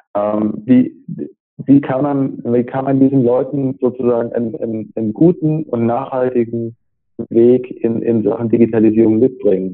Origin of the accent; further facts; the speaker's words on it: Stuttgart, Baden-Württemberg, Germany; now in Braunschweig, Germany; ich bin ja Stuttgarter